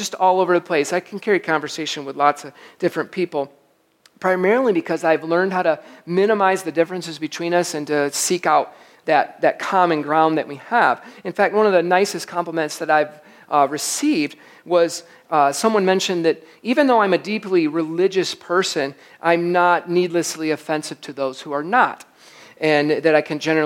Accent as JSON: {"language": "English", "region": "Michigan", "country": "United States", "said": "I'm from Michigan"}